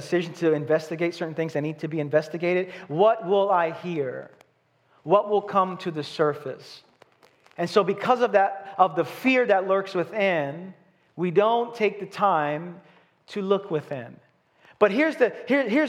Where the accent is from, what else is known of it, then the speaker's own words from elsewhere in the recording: New York City, New York, United States; I'm from Brooklyn.